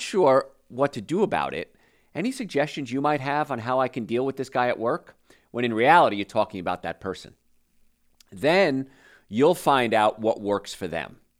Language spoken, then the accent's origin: English; New Jersey, United States; I grew up in New Jersey